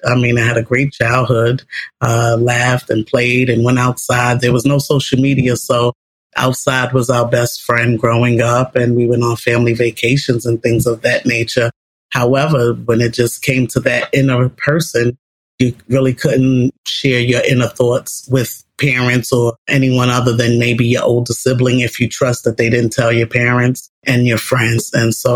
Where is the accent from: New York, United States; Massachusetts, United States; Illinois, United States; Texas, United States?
New York, United States; New York City; I grew up in New York City public housing as a young lady, as a teen, with my mom.